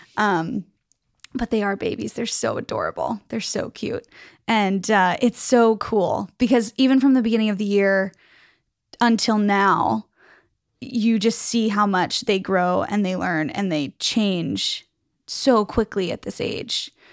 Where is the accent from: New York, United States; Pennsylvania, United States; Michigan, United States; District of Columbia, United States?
Pennsylvania, United States; Pittsburgh; I am from Pittsburgh